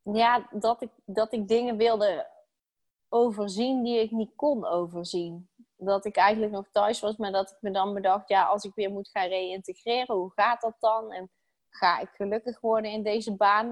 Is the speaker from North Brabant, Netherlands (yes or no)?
yes; North Brabant, Netherlands; moved away as an adult; now in Utrecht, Netherlands; Ik ben opgegroeid in Brabant